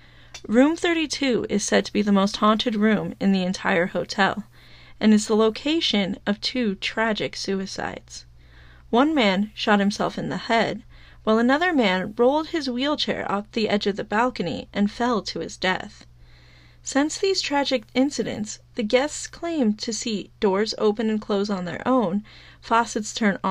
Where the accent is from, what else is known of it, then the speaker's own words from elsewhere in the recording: New Mexico, United States; episode 5, which takes place in my home state of New Mexico.